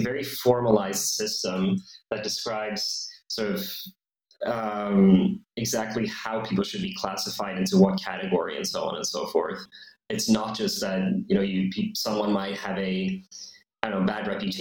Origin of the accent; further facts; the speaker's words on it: Sweden; Sweden, my home country